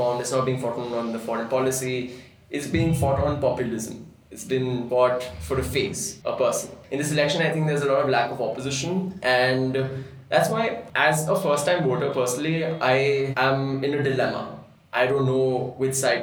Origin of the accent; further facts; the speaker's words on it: Bhopal, Madhya Pradesh, India; moved away as an adult; now in Delhi, India; I'm from Bhopal